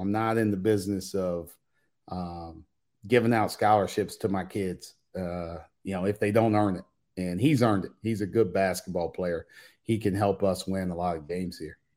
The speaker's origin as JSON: {"language": "English", "region": "Indiana", "country": "United States", "said": "I'm from Indiana."}